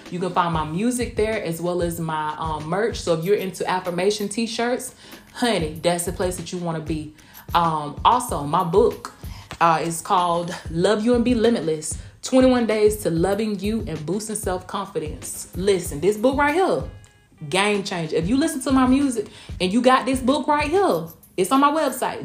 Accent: Blakely, Georgia, United States; moved away as an adult; also born or lived in Kansas; now in Tampa, United States; I'm from a small town. First off, I'm from Blakely, Georgia.

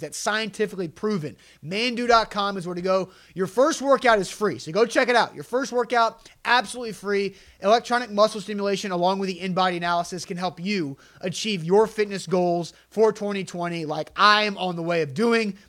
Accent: Tennessee, United States; the Tennessee Titans in my hometown

